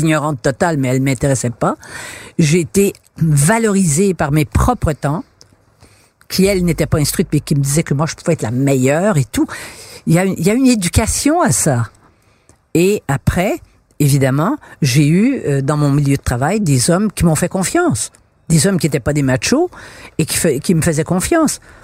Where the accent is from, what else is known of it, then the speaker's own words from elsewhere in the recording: Quebec, Canada; Dans ma génération, euh, à l'école, quand j'étais enfant, on était des Canadiens français et on est devenu des Québécois en 1960